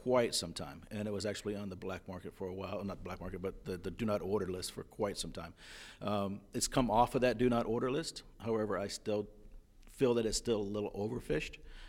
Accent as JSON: {"language": "English", "region": "East Coast", "country": "United States", "also_born_or_lived": "Florida", "lives_now": "New England, United States", "said": "Like I said, I'm from the East Coast, and I've spent most of my time down in Florida, so I know the Southeast very, very well."}